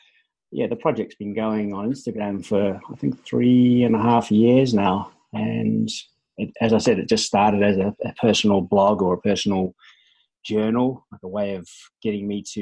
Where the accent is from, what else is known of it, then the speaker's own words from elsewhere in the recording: New Zealand; moved away as an adult; I grew up in New Zealand and sort of had a very active sort of outdoor sporting based upbringing